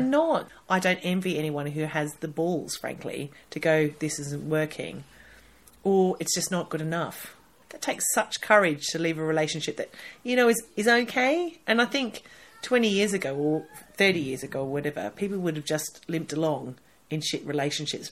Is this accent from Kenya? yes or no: no; Australia; now in United Kingdom; I'm Australian